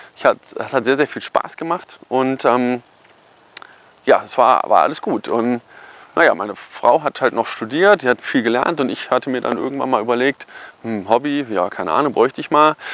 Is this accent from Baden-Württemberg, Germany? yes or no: no; Kassel, Hesse, Germany; also born or lived in Cologne; dann habe ich den Rest wieder in meiner Heimat in Kassel fertig studiert